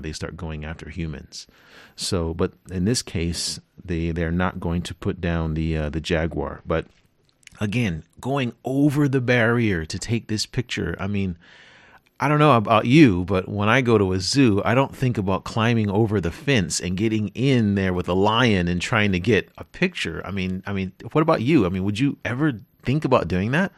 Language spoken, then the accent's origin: English; California, United States; I'm from California, and I'm, I live near a n, national park called Yosemite